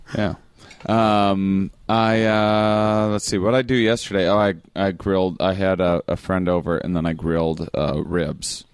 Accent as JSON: {"language": "English", "area": "small town outside La Crosse", "region": "Wisconsin", "country": "United States", "said": "a small town in, in Wisconsin. It's outside of the city called La Crosse."}